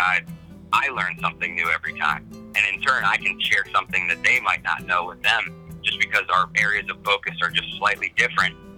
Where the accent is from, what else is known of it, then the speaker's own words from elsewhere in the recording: New Jersey, United States; also born or lived in Southwest Florida; now in Naples, United States; I grew up in New Jersey